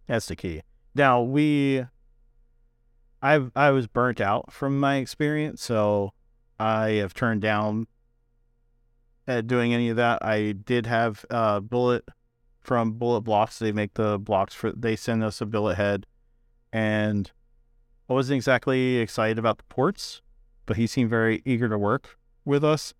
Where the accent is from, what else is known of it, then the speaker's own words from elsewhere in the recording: New Jersey, United States; I'm from Jersey